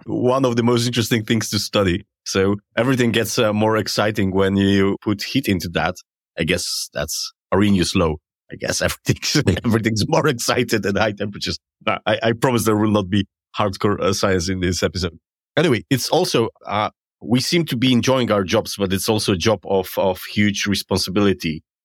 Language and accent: English; Poland; I come from Poland and what you can imagine how Poland looks thirty years ago.